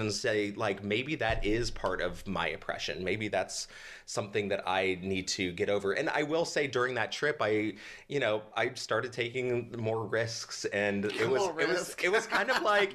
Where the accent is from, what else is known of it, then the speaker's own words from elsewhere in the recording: the South, United States; moved away; I grew up in the South with two brothers in a very Christian family